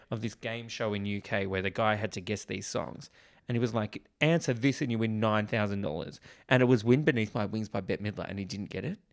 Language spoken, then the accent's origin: English; Australia